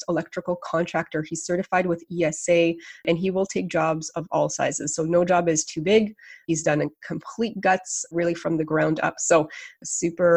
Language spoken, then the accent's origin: English; Canada; as a Canadian